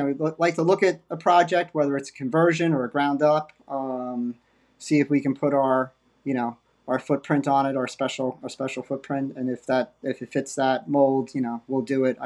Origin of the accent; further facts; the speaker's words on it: Westchester, New York, United States; moved away as an adult; also born or lived in Connecticut; now in New Jersey, United States; I grew up in Westchester